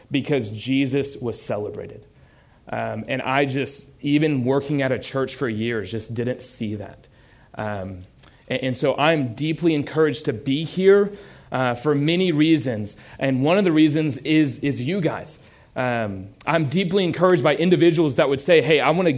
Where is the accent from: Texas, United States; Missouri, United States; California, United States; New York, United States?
Texas, United States; Houston; I grew up in a little place called Houston